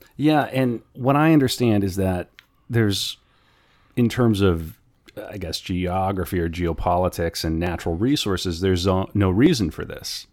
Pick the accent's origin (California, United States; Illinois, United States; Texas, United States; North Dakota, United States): North Dakota, United States; growing up in North Dakota